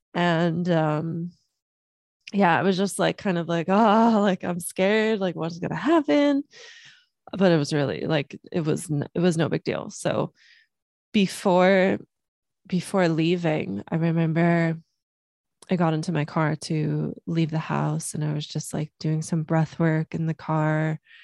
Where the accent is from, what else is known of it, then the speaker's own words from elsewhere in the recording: Los Angeles, California, United States; also born or lived in Germany; we moved from Germany to Los Angeles when I was three years old.